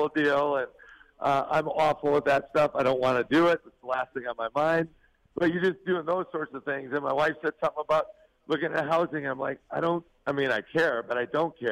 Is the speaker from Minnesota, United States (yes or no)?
yes; Stephen, Minnesota, United States; now in Salt Lake City, United States; I grew up in a small town, Stephen, Minnesota